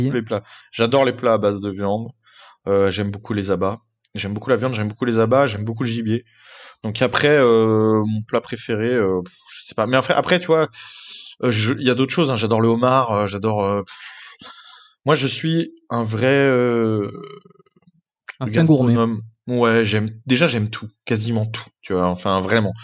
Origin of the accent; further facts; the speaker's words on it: France; je suis français